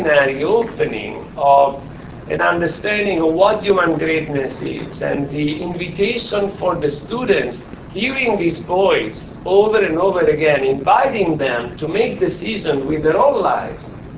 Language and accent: English; Italy; English is a second language; moved away as an adult; now in United States; I'm not American. Maybe it's strange for some of you, but I'm still Italian. Your accent, my accent clearly reveals me